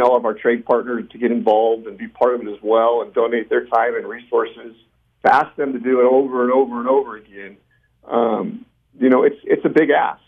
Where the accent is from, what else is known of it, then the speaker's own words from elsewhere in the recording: Bakersfield, California, United States; we're from Bakersfield, but we do life in Bakersfield